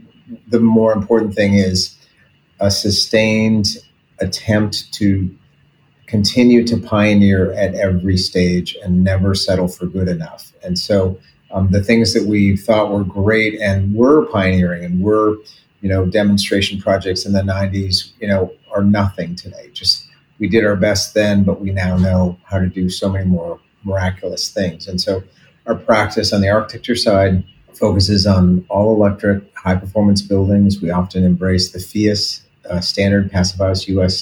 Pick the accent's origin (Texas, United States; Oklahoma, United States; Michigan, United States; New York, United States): Michigan, United States; Detroit; I grew up in Detroit, Michigan